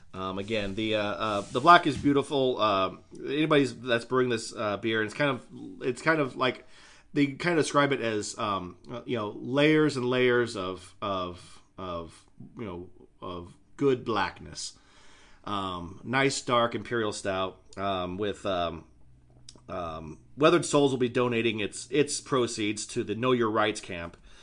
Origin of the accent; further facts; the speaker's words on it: Idaho, United States; my home state, while having stupid ass, uh, alcohol laws, not as bad as they could be